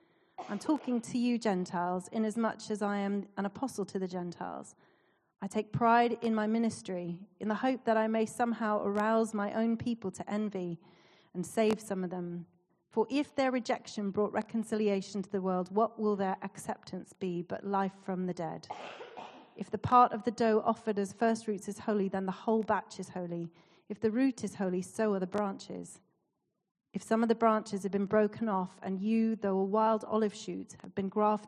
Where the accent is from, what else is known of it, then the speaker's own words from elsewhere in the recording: Canada; accent: Canadian; But so I've lost my Canadian accent, but my mum and dad are visiting, so I will slip into that sometimes.